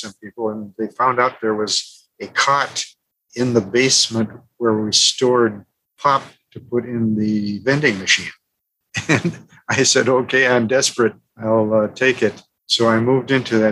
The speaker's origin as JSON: {"language": "English", "town": "St. Cloud", "region": "Minnesota", "country": "United States", "said": "I came from St. Cloud"}